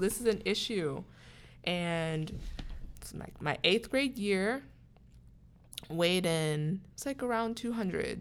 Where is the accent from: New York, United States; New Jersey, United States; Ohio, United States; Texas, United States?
Ohio, United States; Columbus; moved away as an adult; now in Pittsburgh, United States; I am from Columbus, Ohio, and I came to Pittsburgh for college